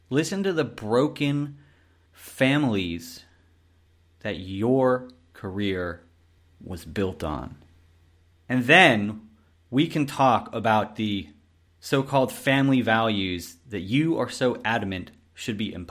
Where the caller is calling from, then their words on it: Austria; I'm calling from Austria.